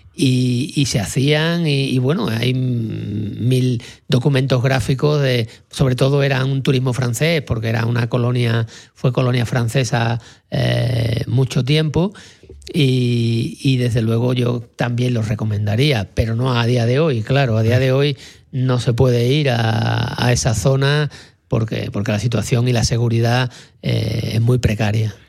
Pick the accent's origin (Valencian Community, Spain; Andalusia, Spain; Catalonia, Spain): Andalusia, Spain; Sanlúcar de Barrameda; yo que soy de Sanlúcar, allí en Cádiz